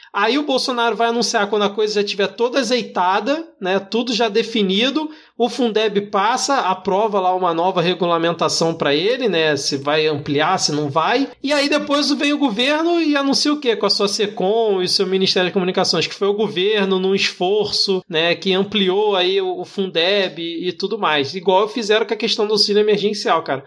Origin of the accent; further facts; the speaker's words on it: Rio de Janeiro, Brazil; eu como carioca